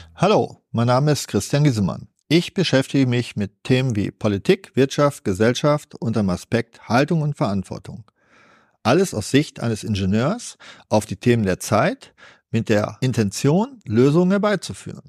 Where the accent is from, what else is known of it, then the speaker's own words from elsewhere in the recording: Germany; Wir können als Deutsche